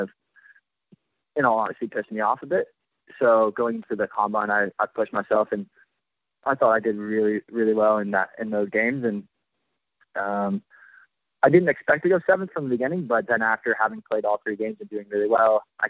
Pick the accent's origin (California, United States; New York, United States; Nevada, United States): Nevada, United States; Las Vegas; moved away; also born or lived in Illinois; I'm really from Las Vegas.